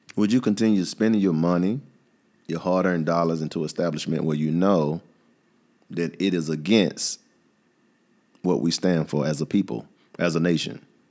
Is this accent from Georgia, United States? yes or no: yes; Atlanta, Georgia, United States; I'm from the South. I'm from Atlanta